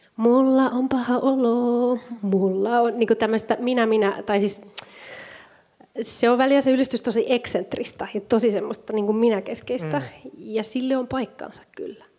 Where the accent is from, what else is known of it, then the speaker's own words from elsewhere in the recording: Spain; now in Finland; mä oon Espanjasta kotoisin